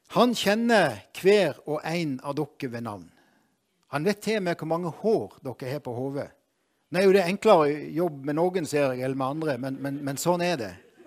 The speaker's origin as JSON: {"language": "Norwegian", "town": "Moi", "region": "Agder", "country": "Norway", "said": "jeg er fra Moi"}